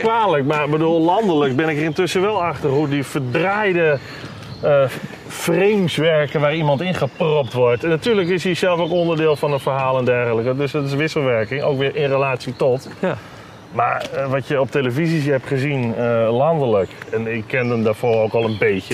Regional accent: Netherlands; als Nederlanders

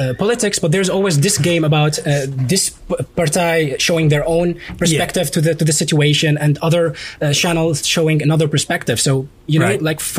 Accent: Damascus, Damascus Governorate, Syria; English is a second language; moved away as an adult; now in Netherlands

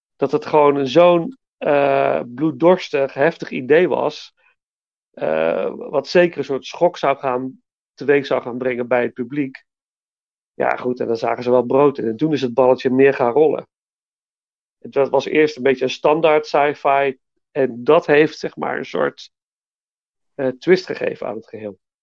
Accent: Nijmegen, Gelderland, Netherlands; liep altijd als kind langs alle bioscopen in Nijmegen

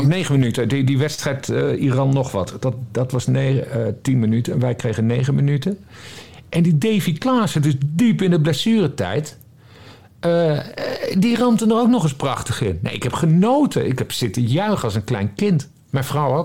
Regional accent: Friesland, Netherlands; een Fries net zoals ik

